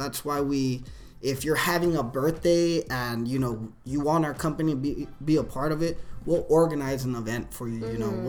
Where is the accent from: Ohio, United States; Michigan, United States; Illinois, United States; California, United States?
California, United States; Ventura; So the recipe, we're from Ventura.